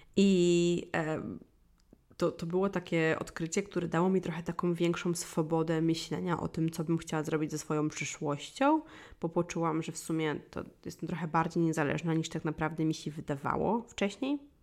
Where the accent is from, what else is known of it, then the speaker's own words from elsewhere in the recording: Wólka Gościeradowska, Lublin Voivodeship, Poland; moved away; pochodzę z małej miejscowości i w małej miejscowości, która się nazywała Wólka Gościeradowska, czyli to jest mała miejscowość pod Kraśnikiem na Lubelszczyźnie